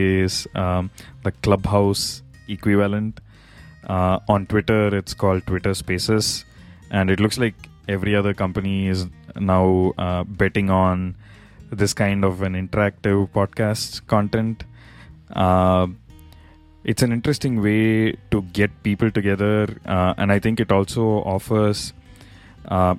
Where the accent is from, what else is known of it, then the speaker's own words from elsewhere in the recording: India; now in United States; my home country, India